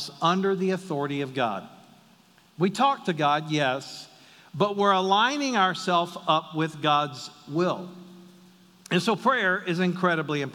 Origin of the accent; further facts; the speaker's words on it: the South, United States; I'm from the South